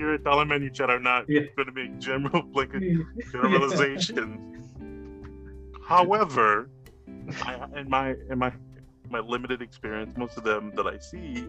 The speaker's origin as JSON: {"language": "English", "region": "Utah", "country": "United States", "said": "I'm from Utah."}